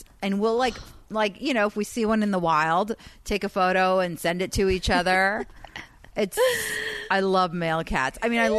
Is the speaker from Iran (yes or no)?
yes; Iran; first language Persian; English is a second language; moved away; I'm just regular Persian.